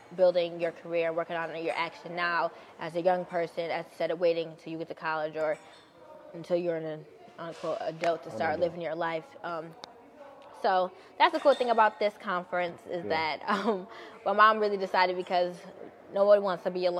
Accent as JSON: {"language": "English", "town": "Buffalo", "region": "New York", "country": "United States", "tie": "born or raised there", "said": "I'm born and raised in Buffalo, New York"}